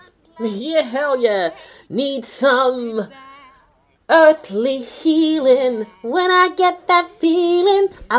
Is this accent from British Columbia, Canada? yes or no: no; Toronto, Ontario, Canada; I am from Toronto, Canada, born and raised.